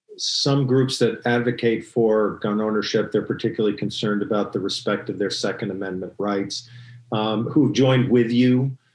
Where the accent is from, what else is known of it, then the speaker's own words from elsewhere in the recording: Vermont, United States; I'm calling back on personal experience a little bit. I grew up